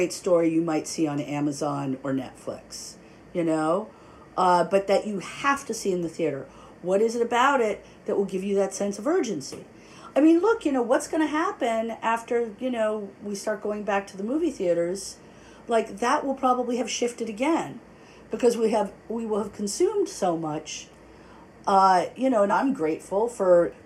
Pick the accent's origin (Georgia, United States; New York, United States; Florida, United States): New York, United States; New York City; I grew up in New York City.